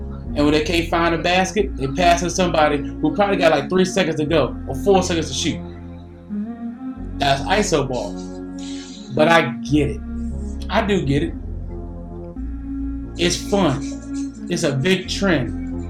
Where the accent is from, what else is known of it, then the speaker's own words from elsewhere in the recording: Newport News, Virginia, United States; This man right here is from Virginia. More specific, I'm from Newport News, Virginia.